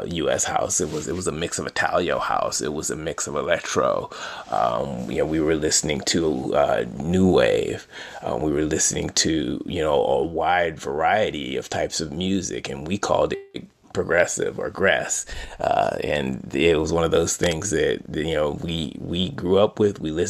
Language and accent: English; Detroit, Michigan, United States; growing up in Detroit. As a kid in Detroit